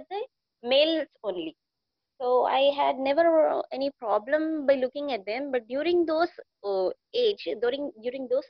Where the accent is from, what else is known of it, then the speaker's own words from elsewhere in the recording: Telangana, India; I'm from Telangana, the south of India